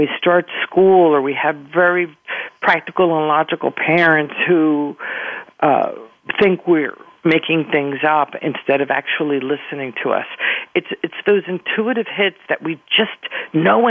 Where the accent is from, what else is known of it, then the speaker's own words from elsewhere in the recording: King of Prussia, Pennsylvania, United States; first language Spanish; English is a second language; I grew up in King of Prussia, Pennsylvania